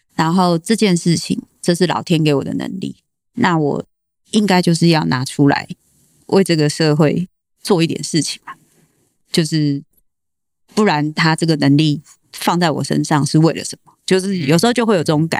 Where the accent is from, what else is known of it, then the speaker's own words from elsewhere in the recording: Tainan, Taiwan; 我是台南人